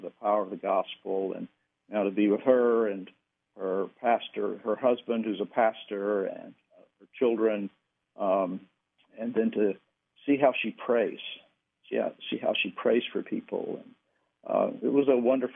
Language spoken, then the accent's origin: English; Danville, Virginia, United States; moved away; I went back to my hometown in Virginia, and back to Danville, where I grew up